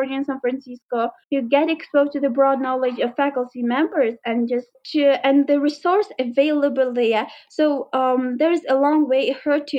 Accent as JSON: {"language": "English", "town": "Khorog", "region": "Gorno-Badakhshan", "country": "Tajikistan", "moved": "as an adult", "lives_now": "Dushanbe, Tajikistan", "said": "the first time that I moved from Khorog to Dushanbe"}